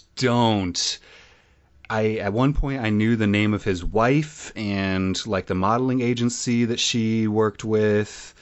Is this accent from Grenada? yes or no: no; Illinois, United States; I'm only from Illinois